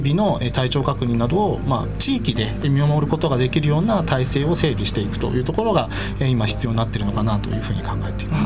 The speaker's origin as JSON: {"language": "Japanese", "country": "Japan", "tie": "born or raised there", "said": "西武新宿線沿線の出身"}